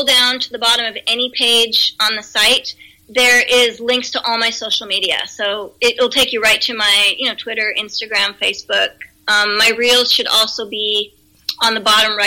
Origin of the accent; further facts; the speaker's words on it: Pennsylvania, United States; moved away; I'm originally from Pennsylvania, the East Coast